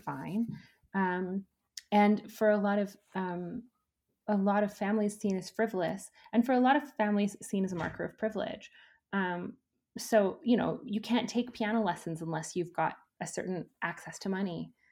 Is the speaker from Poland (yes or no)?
no; Edmonton, Alberta, Canada; I grew up in Edmonton